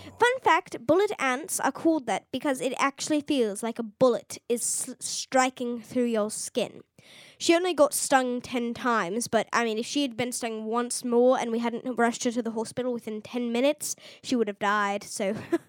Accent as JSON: {"language": "English", "region": "South East England", "country": "United Kingdom", "said": "I'm from Oxfordshire, and we don't exactly get fire ants there."}